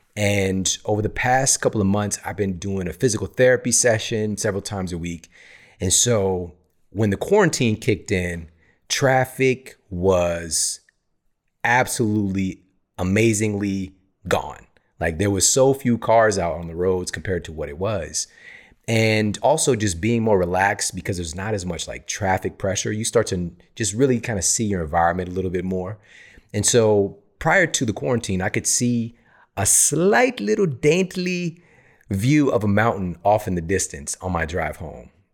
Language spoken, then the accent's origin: English; St. Louis, Missouri, United States; moved away as an adult; now in Los Angeles, United States; I was born and raised in Saint Louis. Spent my entire life there